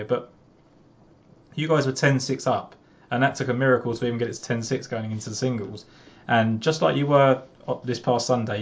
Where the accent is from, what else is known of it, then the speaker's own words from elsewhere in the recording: England, United Kingdom; I'm English.